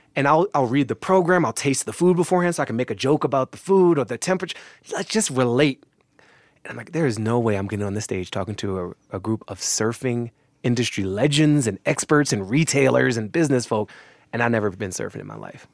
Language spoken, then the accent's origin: English; United States; I'm an American and I inherit this history too